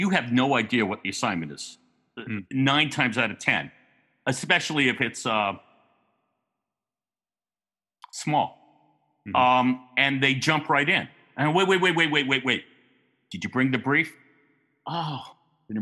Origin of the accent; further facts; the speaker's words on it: New York, United States; growing up in New York